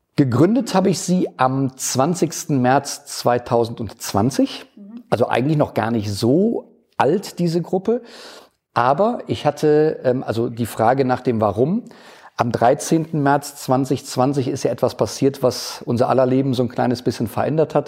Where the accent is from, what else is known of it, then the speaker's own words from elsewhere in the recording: Erftstadt, North Rhine-Westphalia, Germany; moved away as an adult; now in Nettersheim, Germany; ich bin ähm, gebürtiger Erftstädter, habe da immer gelebt